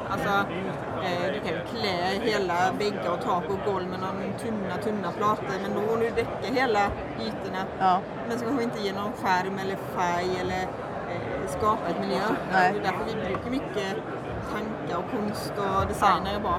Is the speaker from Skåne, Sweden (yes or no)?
no; Halmstad, Halland County, Sweden; now in Oslo, Norway; Jag eh, bor i Oslo men jag är ju från Halmstad.